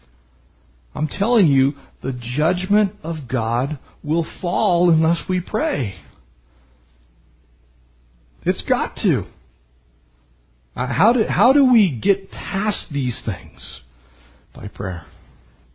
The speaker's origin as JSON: {"language": "English", "town": "Poway", "region": "California", "country": "United States", "tie": "born or raised there", "said": "I grew up in San Diego County. We used to still build adobe homes in San Diego County when I was younger. And we actually had an adobe block yard in our town in Poway."}